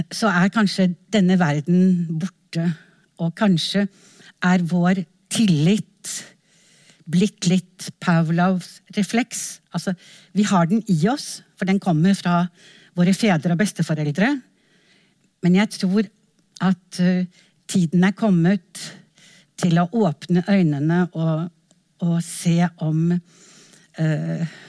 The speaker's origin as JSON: {"language": "Norwegian", "country": "Norway"}